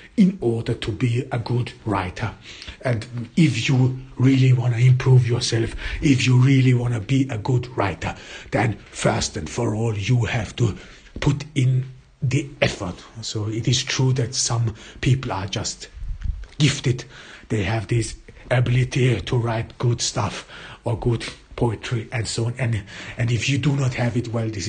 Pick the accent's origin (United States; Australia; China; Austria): Austria; first language German; English is a second language; I am not an English native speaker. I was born in Austria. I grew up in Austria and I went to school in Austria. My mother tongue is German